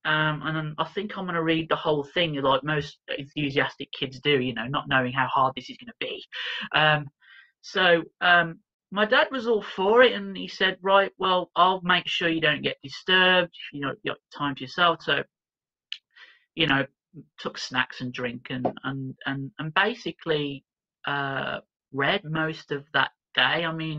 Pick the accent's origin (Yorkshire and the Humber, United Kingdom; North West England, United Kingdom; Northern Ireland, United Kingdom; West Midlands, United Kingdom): West Midlands, United Kingdom; Birmingham; born there; I was born in Birmingham.